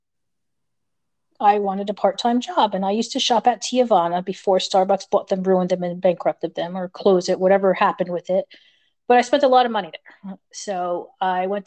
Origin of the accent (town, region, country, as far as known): United States; moved away